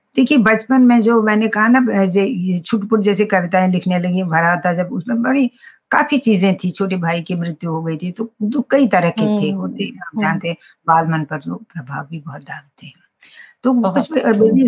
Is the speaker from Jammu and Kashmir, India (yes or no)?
yes; Srinagar, Jammu and Kashmir, India; first language Kashmiri; Hindi is a second language; हम तो श्रीनगर में पैदा हुई मैं श्रीनगर प्रॉपर श्रीनगर